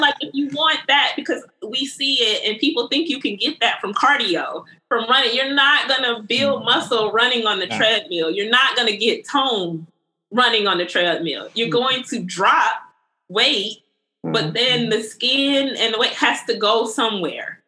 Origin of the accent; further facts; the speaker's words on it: the South, United States; growing up in the South